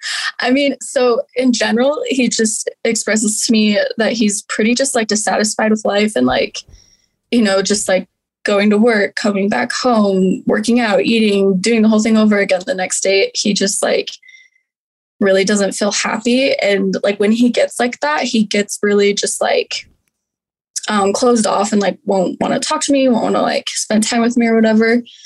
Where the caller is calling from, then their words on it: Utah, United States; I'm calling from Utah